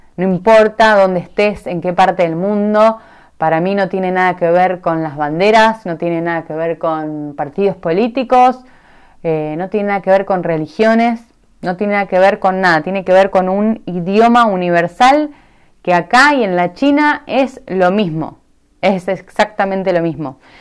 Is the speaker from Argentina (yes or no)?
yes; Argentina; moved away as an adult; also born or lived in Puerto Madryn, Argentina; me fui siendo muy joven de Argentina, me fui siendo, no sé, creo que tenía 21 años cuando me fui por primera vez del país a vivir a otro lado